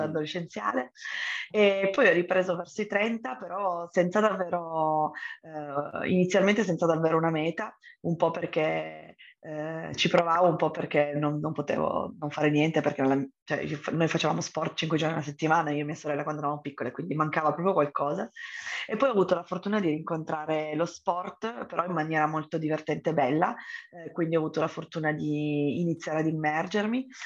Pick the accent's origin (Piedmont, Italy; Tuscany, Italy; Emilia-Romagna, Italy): Piedmont, Italy; Turin; sono originaria di Torino